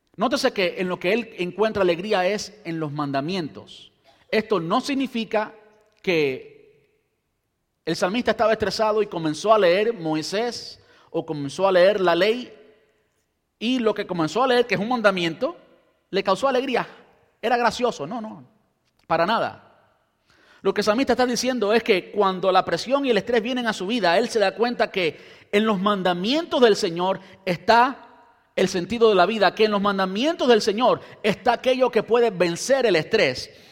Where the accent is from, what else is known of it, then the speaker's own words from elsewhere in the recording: Cuba; also born or lived in Brandon, United States; now in United States; las condiciones en que crecí en Cuba